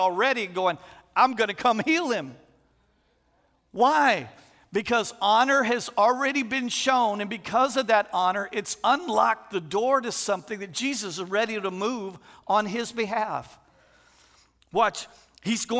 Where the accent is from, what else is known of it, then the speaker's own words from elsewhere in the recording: Texas, United States; moved away as an adult; also born or lived in St. Landry Parish, Louisiana; now in Louisiana, United States; we're originally from Texas, but we moved here 23 years ago